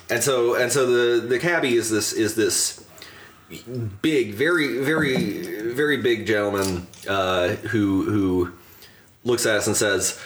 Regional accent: Youngstown, Ohio, United States; I said I come from Youngstown. It's, you know, this dump in Ohio.

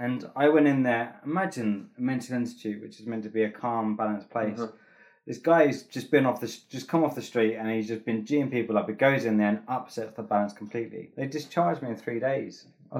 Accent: England, United Kingdom; There's one thing I've learned about being English is that they don't like positive people in public.

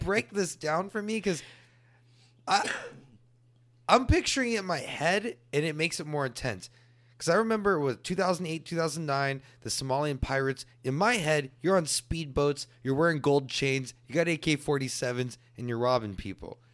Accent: Texas, United States; I'm native Texan, and I praise being a native Texan

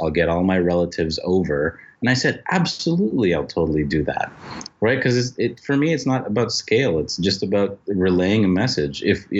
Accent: Philippines; Like, I'm Filipino, right?

